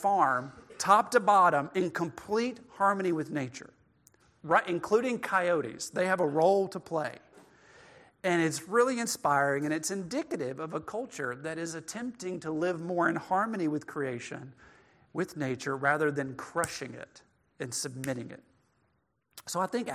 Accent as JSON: {"language": "English", "region": "northwest rural Mississippi", "country": "United States", "tie": "born or raised there", "moved": "yes", "lives_now": "Middle Tennessee, United States", "said": "I grew up in northwest rural Mississippi"}